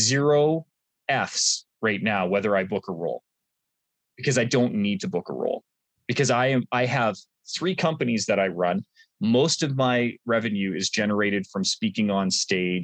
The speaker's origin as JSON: {"language": "English", "country": "Canada", "said": "I'm Canadian"}